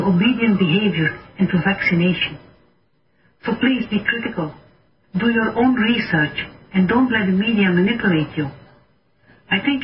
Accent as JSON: {"language": "English", "country": "Belgium", "said": "I'm a medical doctor from Belgium"}